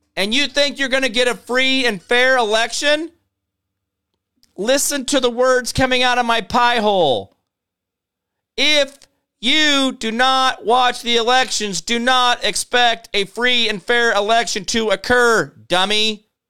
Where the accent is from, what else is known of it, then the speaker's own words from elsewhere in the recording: Phoenix, Arizona, United States; now in Kansas, United States; I was born in Phoenix